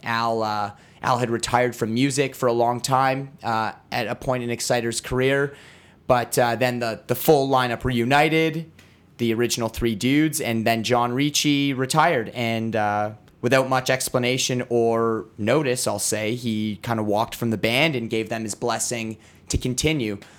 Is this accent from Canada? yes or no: yes; Ottawa, Ontario, Canada; I grew up in Ottawa. I grew up down the street.